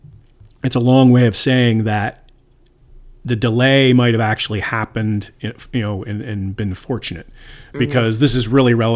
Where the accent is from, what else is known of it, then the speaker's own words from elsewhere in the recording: Canada; moved away; I'm from Canada.